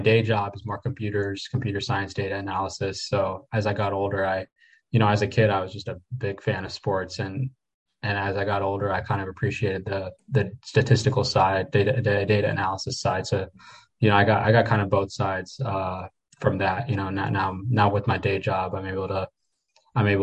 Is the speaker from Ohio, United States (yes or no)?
no; North Carolina, United States; I grew up in North Carolina